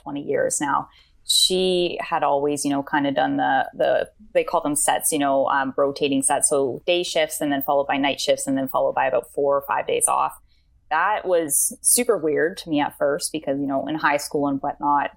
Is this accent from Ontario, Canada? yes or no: yes; Kingston, Ontario, Canada; moved away as an adult; also born or lived in Guelph, Ontario; now in Hamilton, Canada; I was born in Guelph, and I spent most of my life in Kingston, but now I'm out here in the Hamilton area with my partner.